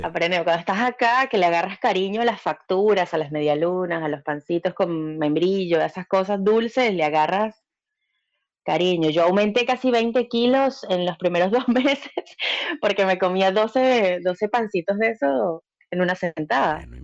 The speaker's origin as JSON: {"language": "Spanish", "town": "Caracas", "region": "Capital District", "country": "Venezuela", "moved": "as an adult", "lives_now": "San Clemente del Tuyú, Argentina", "said": "Cuando me voy de Caracas, me voy de Caracas por tierra hasta Puerto Ordaz"}